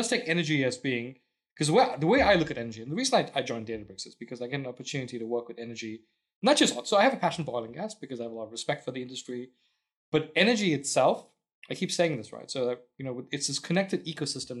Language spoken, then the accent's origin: English; South Africa; also born or lived in England; now in Houston, United States; I grew up in South Africa and, I ended up living in England